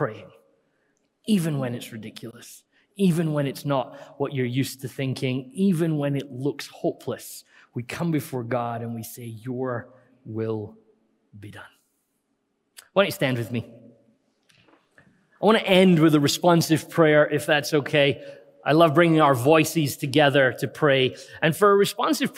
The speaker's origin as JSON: {"language": "English", "region": "Scotland", "country": "United Kingdom", "said": "We're always Scottish."}